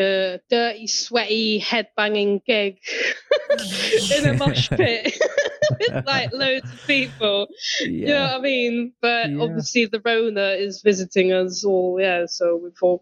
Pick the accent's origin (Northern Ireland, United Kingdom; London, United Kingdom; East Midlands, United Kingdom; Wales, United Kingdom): Wales, United Kingdom; Welsh; I'm proud to be Welsh